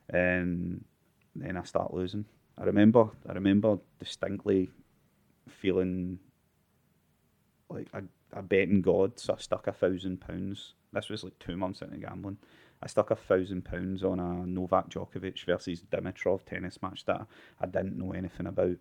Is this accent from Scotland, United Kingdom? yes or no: yes; Glasgow, Scotland, United Kingdom; I'm from Balnok slash Bingburn in North